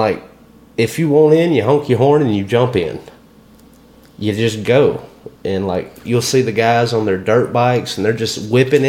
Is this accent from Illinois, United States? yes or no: no; Tuscaloosa, Alabama, United States; moved away as an adult; now in Starkville, United States; I grew up around Tuscaloosa